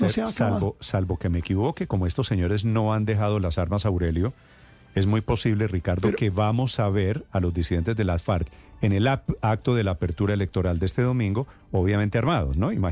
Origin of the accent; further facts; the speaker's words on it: Colombia; Vamos a llegar como colombianos.